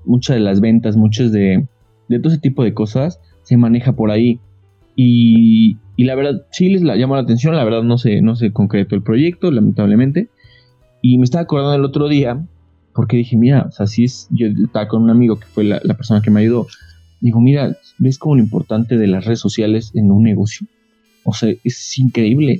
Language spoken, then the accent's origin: Spanish; Tecozautla, Hidalgo, Mexico; Yo soy de Tecozautla Hidalgo, de aquí del Pueblo Mágico